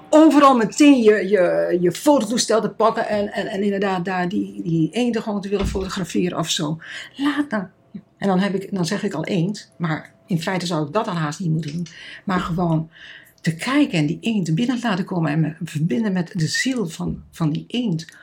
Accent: Netherlands; moved away; also born or lived in Kenya; als Nederlanders

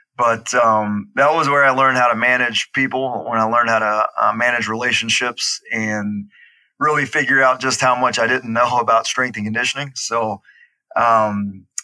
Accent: Baton Rouge, Louisiana, United States; accent: Southern; moved away as an adult; also born or lived in Hattiesburg, Mississippi; I grew up in Baton Rouge, Louisiana, moved on to Hattiesburg, Mississippi to do my undergraduate program at Southern Miss

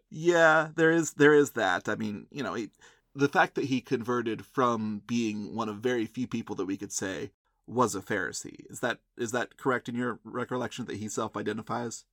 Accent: United States; I'm from the United States

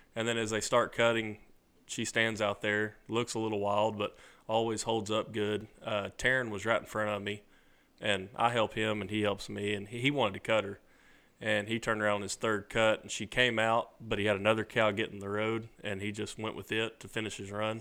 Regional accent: Jonesboro, Arkansas, United States; I grew up in Jonesboro, Arkansas, which is just outside of Memphis

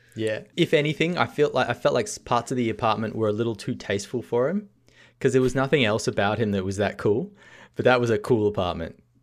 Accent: Australia; being a Australian

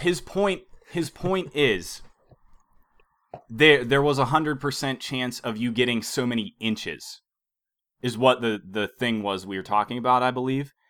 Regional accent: Beaver Falls, Pennsylvania, United States; moved away

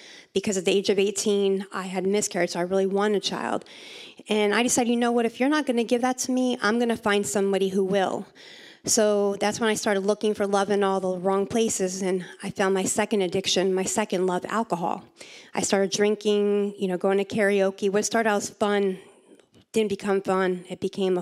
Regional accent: Pennsylvania, United States; I'm from Pennsylvania

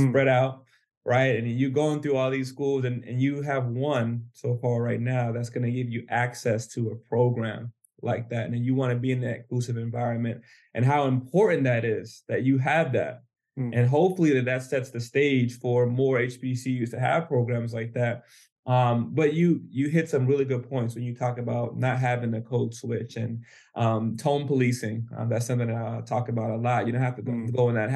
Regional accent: Alabama, United States; moved away as an adult; also born or lived in New Hampshire; I grew up in the South. I'm actually from Alabama

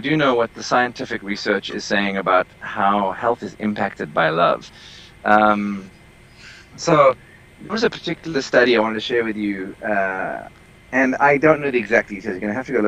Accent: South Africa; moved away; I am originally from South Africa

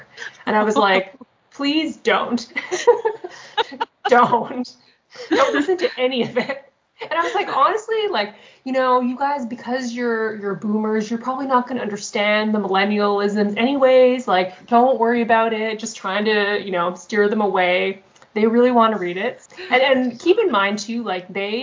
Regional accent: Canada; I'm just this Canadian author isolated way up north

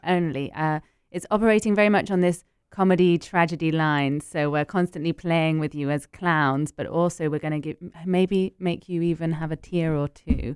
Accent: United Kingdom; also born or lived in Paris, France; now in London, United Kingdom; I'm British and Ecuadorian

